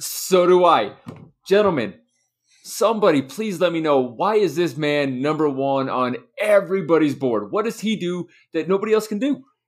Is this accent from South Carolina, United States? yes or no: no; Utah, United States; I'm from Utah.